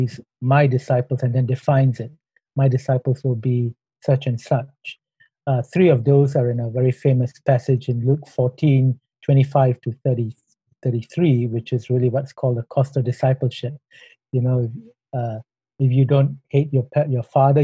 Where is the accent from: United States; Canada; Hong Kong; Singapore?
Singapore; moved away as an adult; now in Thailand; I'm a Singaporean